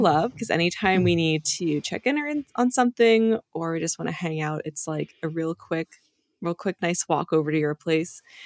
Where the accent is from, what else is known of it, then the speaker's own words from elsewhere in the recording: New Hampshire, United States; also born or lived in Dover, New Hampshire; I grew up in New Hampshire